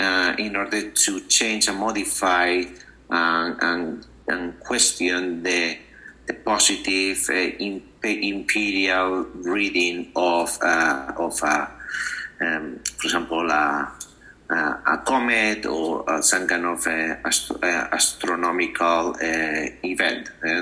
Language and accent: English; Spain; moved away as an adult; also born or lived in Amherst, Massachusetts, United States / Chicago, United States; now in United States; I'm originally from Spain. So I came to the United States in 2001 in order to pursue my teaching diploma. And then I landed at the University of Massachusetts, Amherst.